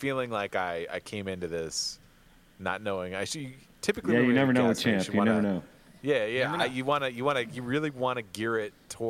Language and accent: English; Michigan, United States; I grew up in Michigan, lots of lakes, rivers, things like that.